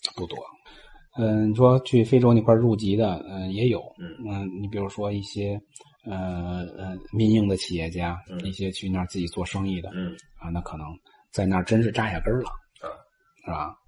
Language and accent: Chinese; China; now in Tanzania; 咱们是侨居海外，咱们还是中国人